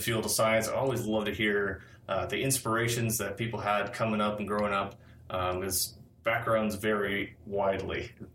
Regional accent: Minneapolis, Minnesota, United States; I grew up in the Twin Cities as well

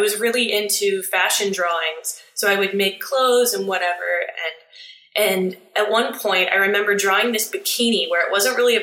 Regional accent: Steubenville, Ohio, United States; now in Columbus, United States; I grew up in Steubenville, Ohio, which is the easternmost part of Ohio.

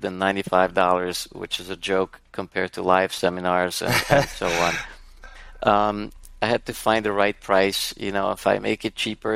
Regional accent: Serbia; moved away; I'm Hungarian, but born and raised in Yugoslavia

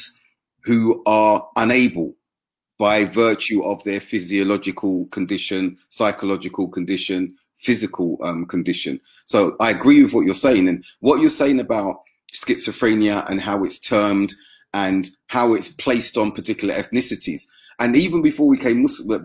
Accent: United Kingdom; me being black British

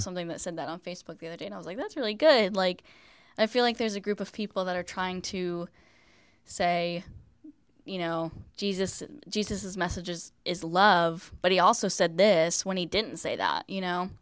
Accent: West Virginia, United States; moved away as an adult; now in Florida, United States; I'm from West Virginia, lived here my whole life

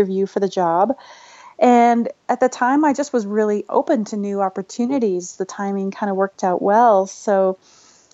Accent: British Columbia, Canada; moved away as an adult; also born or lived in Canmore, Alberta; now in Colorado, United States; I grew up in British Columbia, but I was living and working in Canmore, Alberta.

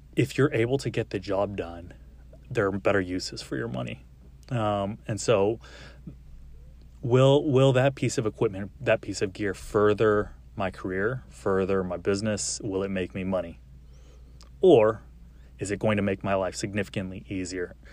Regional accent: Arlington, Texas, United States; also born or lived in El Paso, Texas; I was born in El Paso, grew up in Arlington

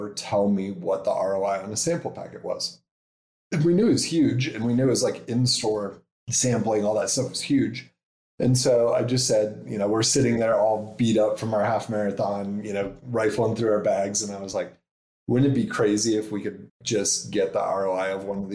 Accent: Nebraska, United States; moved away as an adult; also born or lived in New York City / San Francisco; We're from Nebraska, so that's where we started.

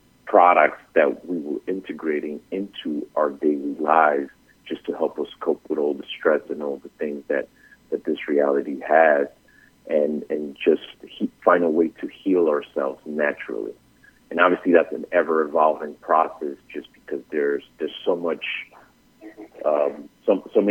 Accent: New York City, New York, United States; also born or lived in Bogotá, Colombia; I was born in Bogota, but raised in Brooklyn

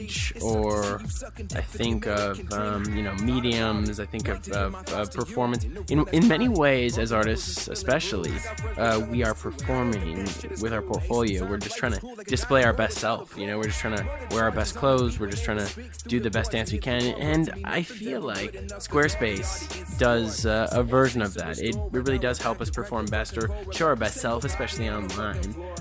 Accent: Minneapolis, Minnesota, United States; I'm from Minneapolis.

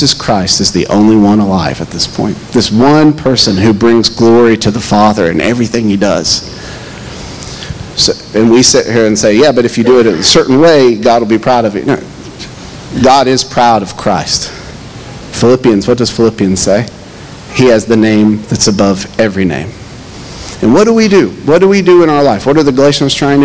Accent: Knoxville, Tennessee, United States; moved away; I grew up in the Bible Belt, maybe the top part of the Bible Belt in Knoxville

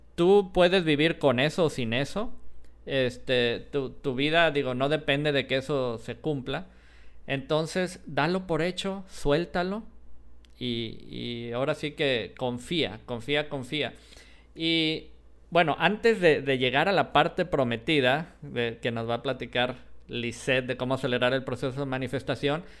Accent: Jalisco, Mexico; yo soy de Jalisco

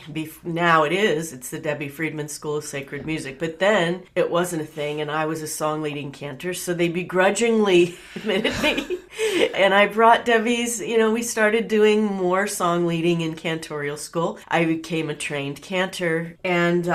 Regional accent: Bakersfield, California, United States; I was born and raised in Bakersfield, California

